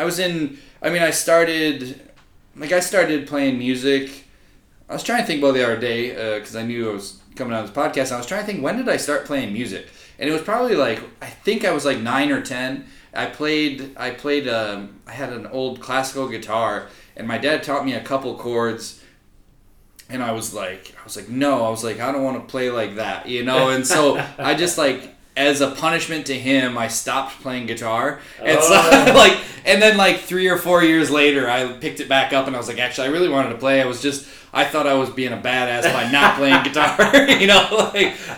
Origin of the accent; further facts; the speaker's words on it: Grand Rapids, Michigan, United States; moved away as an adult; also born or lived in Shanghai, China; I'm from Grand Rapids, Michigan originally